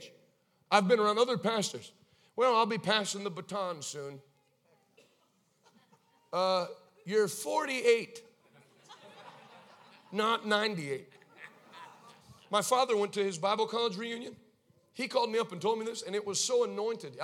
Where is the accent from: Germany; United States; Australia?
United States; Maine; I grew up in Maine.